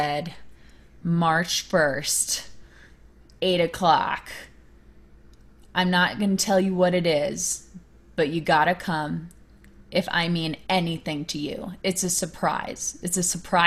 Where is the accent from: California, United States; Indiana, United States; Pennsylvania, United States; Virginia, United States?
Virginia, United States; that's where I grew up in Virginia